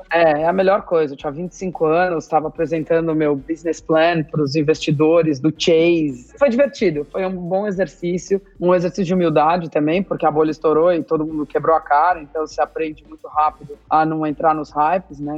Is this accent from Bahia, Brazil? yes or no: no; São Paulo, Brazil; moved away as an adult; Eu sou de São Paulo, eu estudei a minha vida inteira em São Paulo, é, escola e faculdade